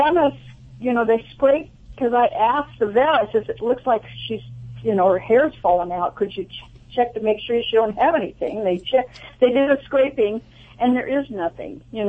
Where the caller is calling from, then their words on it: Cayucos, California, United States; Actually, from Cayucas.